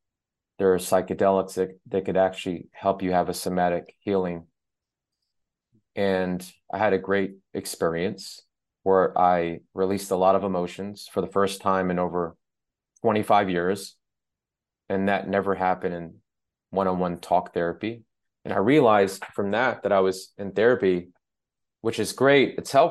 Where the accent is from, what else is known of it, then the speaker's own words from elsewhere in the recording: Mississippi, United States; also born or lived in Iran; I was born during the Iranian Revolution. I was born in Iran, and my father was killed when I was a baby, and my mom and I had to escape Iran. She remarried someone who was from the South, the Mississippi.